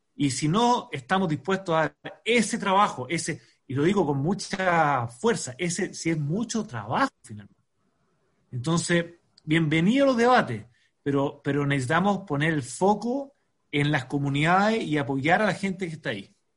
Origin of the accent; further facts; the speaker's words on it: Chile; como chileno